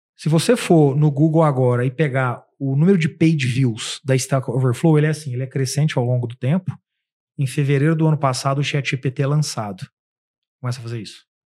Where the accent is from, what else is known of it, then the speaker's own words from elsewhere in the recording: Uberaba, Minas Gerais, Brazil; moved away as an adult; now in São Paulo, Brazil; Eu sou de Uberaba, Minas Gerais. Cidade que, quando eu tinha, sei lá, 15 anos de Uberaba, tinha 200 mil habitantes